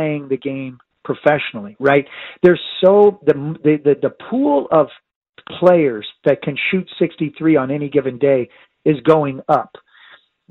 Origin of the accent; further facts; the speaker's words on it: Northern California, United States; now in San Diego, United States; I grew up in Northern California